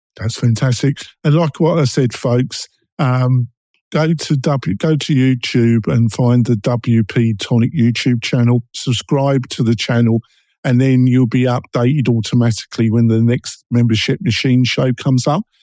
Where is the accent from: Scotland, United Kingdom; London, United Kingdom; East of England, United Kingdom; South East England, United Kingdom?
London, United Kingdom; accent: London, East End, Essex boy; I'm English and I've got a London, East End, Essex boy accent